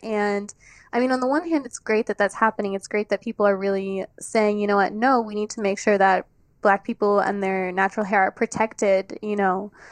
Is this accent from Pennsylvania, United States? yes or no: no; Washington, District of Columbia, United States; I'm from Washington, D C, born and raised.